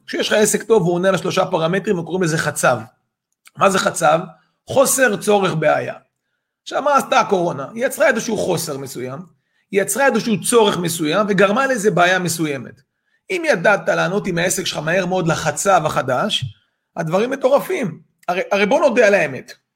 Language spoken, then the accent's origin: Hebrew; Israel; אנחנו ישראלים